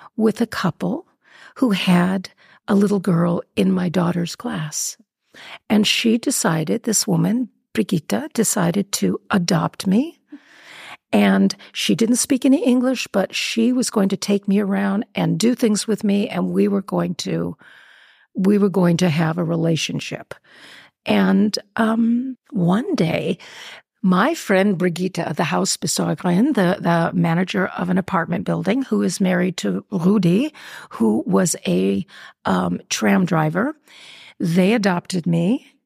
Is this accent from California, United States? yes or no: yes; Beverly Hills, California, United States; moved away as an adult; now in Vienna, Austria; I'm from Beverly Hills